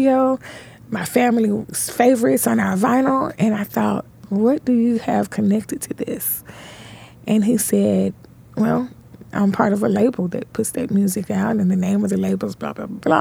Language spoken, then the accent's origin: English; Memphis, Tennessee, United States; born and raised in Memphis, Tennessee